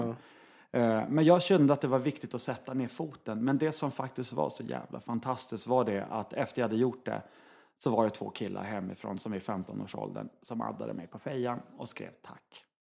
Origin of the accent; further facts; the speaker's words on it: Norrland inland, Sweden; jag är uppvuxen i Norrlands inland